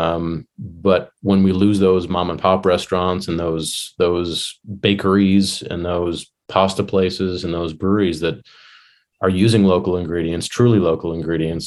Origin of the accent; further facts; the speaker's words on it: Illinois, United States; now in Virginia, United States; I grew up in Illinois